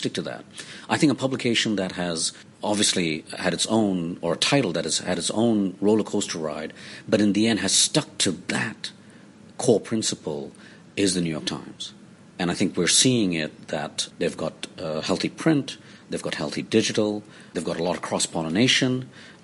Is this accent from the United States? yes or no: no; Hong Kong; I was born here in St. Paul's Hospital